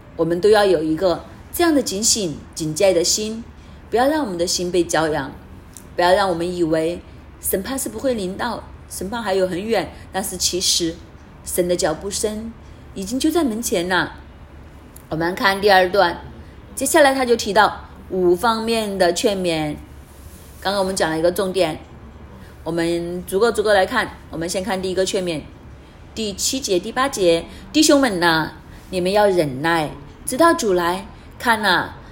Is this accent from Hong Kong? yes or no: yes; Hong Kong; moved away; also born or lived in Canada; 我们香港人， 我们记得当时我们去到加拿大